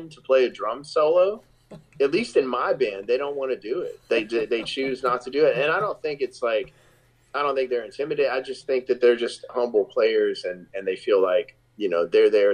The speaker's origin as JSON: {"language": "English", "town": "Shreveport", "region": "Louisiana", "country": "United States", "tie": "born or raised there", "said": "the very first show of the tour in my hometown in Shreveport, Louisiana"}